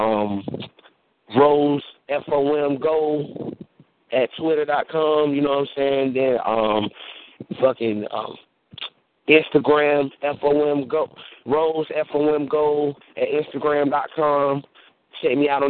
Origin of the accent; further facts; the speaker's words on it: Oxford, North Carolina, United States; my hometown, Oxford. You know what I'm saying? Oxford, North Carolina